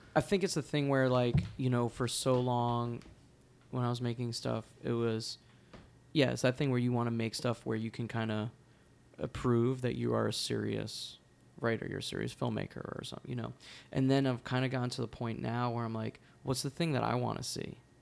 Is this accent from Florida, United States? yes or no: no; New Jersey, United States; now in New York City, United States; I grew up in New Jersey.